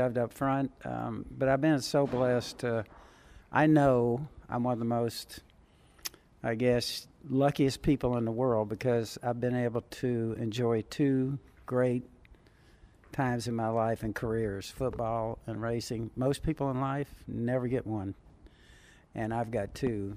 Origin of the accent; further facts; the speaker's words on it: Southern California, United States; when I was a teenager growing up in Southern California